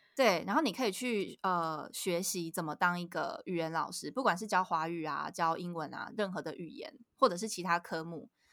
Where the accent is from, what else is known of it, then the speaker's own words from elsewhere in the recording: Kaohsiung, Taiwan; now in Puli, Taiwan; 像我在高雄，我是高雄人，然后我现在住是。在埔里